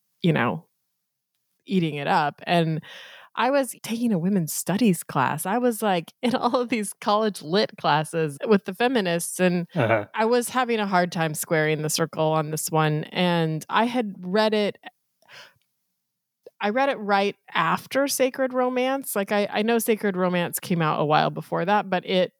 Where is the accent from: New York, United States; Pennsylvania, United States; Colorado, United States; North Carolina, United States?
Colorado, United States; I grew up in Colorado and was going to college in Colorado